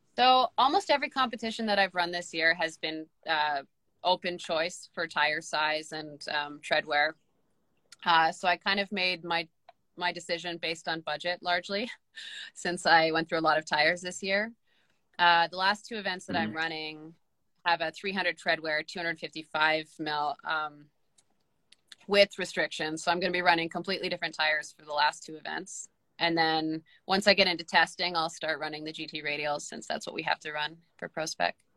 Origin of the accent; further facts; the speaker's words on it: Canada; as a Canadian driver